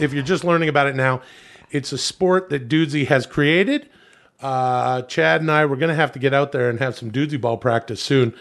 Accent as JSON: {"language": "English", "town": "Ladner", "region": "British Columbia", "country": "Canada", "tie": "born or raised there", "said": "I'm originally from Vancouver, the suburbs of Vancouver"}